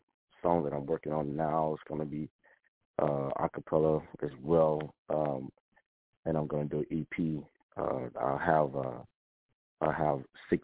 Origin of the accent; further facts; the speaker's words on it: Hollywood, Florida, United States; Hey, everyone. … from Hollywood … former member